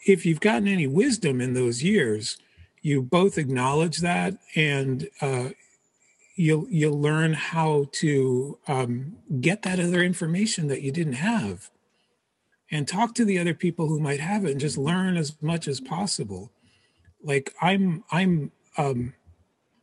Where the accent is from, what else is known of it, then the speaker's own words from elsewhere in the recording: Philadelphia, Pennsylvania, United States; also born or lived in Portugal; My parents moved to the U.S. when I was three. They moved to Philadelphia